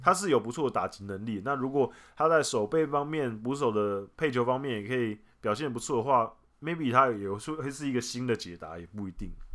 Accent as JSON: {"language": "Chinese", "country": "Taiwan", "said": "我们台湾人"}